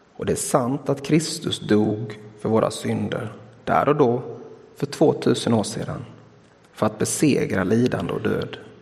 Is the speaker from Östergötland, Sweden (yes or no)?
no; Blekinge, Sweden; som vi säger hemma i Blekinge